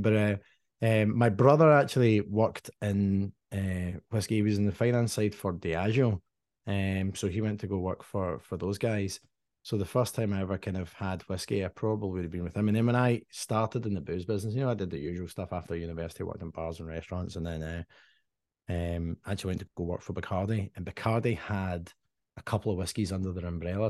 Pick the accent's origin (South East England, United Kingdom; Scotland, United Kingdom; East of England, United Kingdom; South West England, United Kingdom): Scotland, United Kingdom; Dumbarton; moved away; I grew up in Dumbarton